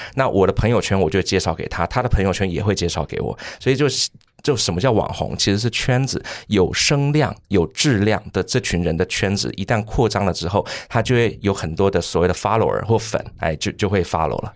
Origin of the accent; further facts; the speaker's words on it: Taipei, Taiwan; 刚刚忘记介绍我是台北人